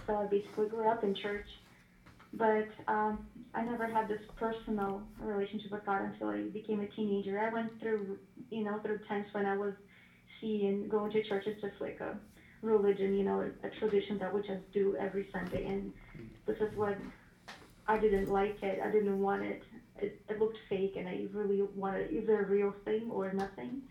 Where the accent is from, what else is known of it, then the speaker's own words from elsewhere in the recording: Ukraine; moved away as an adult; now in Washington, United States; originally I was born in Ukraine, but I moved to America six years ago.